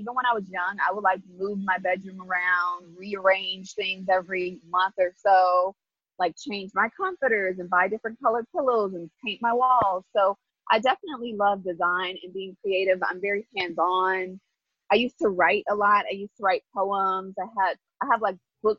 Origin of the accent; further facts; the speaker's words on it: Inglewood, California, United States; I am from Inglewood, California. I was born and raised there